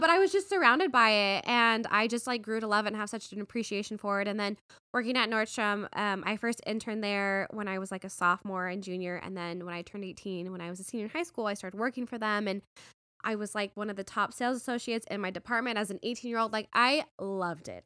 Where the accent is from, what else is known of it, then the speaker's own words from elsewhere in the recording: Las Vegas, Nevada, United States; moved away as an adult; also born or lived in New York / San Francisco; now in Arizona, United States; I grew up in Vegas